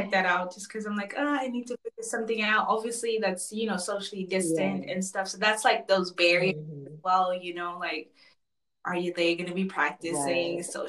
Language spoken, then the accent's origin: English; Chicago, Illinois, United States; also born or lived in Zambia; Like I was born in Africa, Zambia, you know. So, but I grew up in various parts of the States. So I grew up in Chicago.